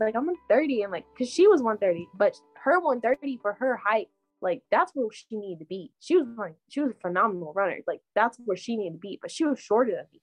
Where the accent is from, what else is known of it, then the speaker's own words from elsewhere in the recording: Texas, United States; i grew up running in Texas weather